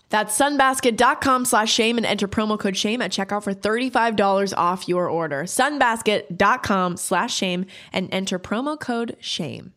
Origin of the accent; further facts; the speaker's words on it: Canada; now in United States; growing up in Canada and then moving to the States